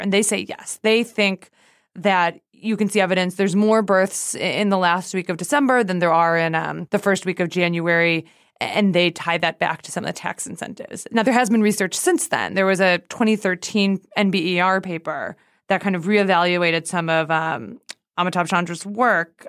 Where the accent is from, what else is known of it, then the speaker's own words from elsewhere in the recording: Canada; moved away; I was born in Canada